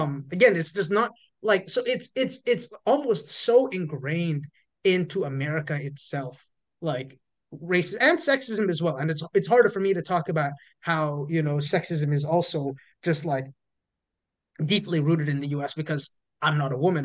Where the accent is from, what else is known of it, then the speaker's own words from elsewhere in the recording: Toronto, Ontario, Canada; moved away as an adult; now in United States; I grew up in Toronto